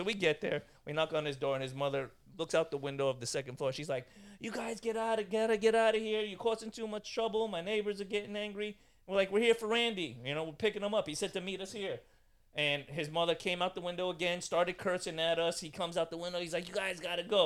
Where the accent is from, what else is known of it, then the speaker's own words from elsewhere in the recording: New York City, New York, United States; moved away; also born or lived in Pennsylvania; growing up in Brooklyn